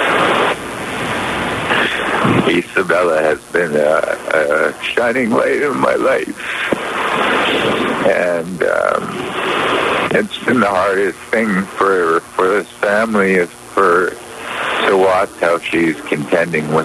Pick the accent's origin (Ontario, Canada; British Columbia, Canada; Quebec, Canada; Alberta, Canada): British Columbia, Canada; ourselves as British Columbians and Canadians